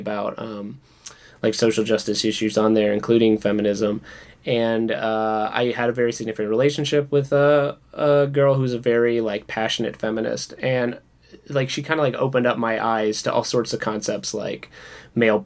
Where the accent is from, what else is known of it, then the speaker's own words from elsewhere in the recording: the South, United States; now in Los Angeles, United States; growing up in the South